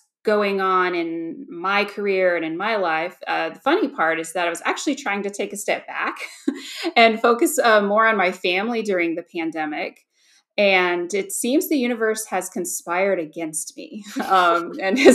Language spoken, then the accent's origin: English; Georgia, United States; moved away as an adult; now in Virginia, United States; upon moving back home to my home state of Georgia, I'm actually from Georgia